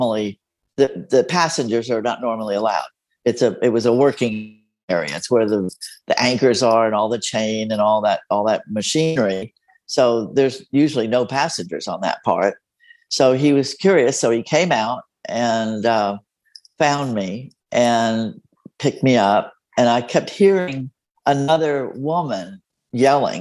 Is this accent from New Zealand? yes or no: no; Mexico; first language Spanish; English is a second language; now in San Antonio, United States; my first language is Spanish. I was born in Mexico.